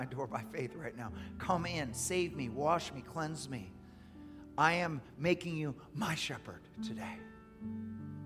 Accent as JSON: {"language": "English", "country": "United States", "said": "as an American"}